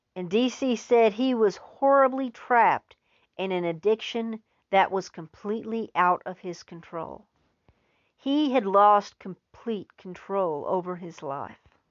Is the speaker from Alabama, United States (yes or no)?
no; Texas, United States; as a Texan